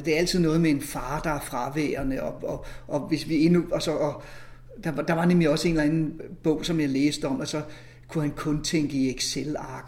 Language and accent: Danish; near Faxe Ladeplads, Zealand, Denmark; moved away; jeg er vokset op dernede ved Tavernøje